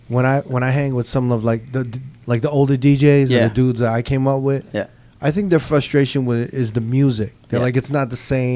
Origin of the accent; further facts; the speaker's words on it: New York, United States; I'm from New York. Me and Never from New York